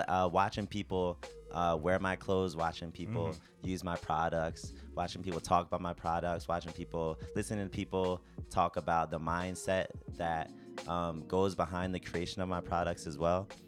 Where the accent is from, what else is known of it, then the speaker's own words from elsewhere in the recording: Baltimore, Maryland, United States; moved away as an adult; also born or lived in Okayama Prefecture, Japan; now in Tokyo, Japan; I'm from Baltimore, Maryland. I moved out here to Japan about 2 years ago